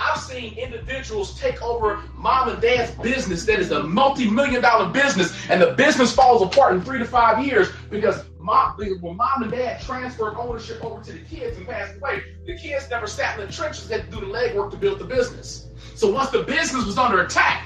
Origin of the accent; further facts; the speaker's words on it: Gary, Indiana, United States; I grew up poor in Gary, Indiana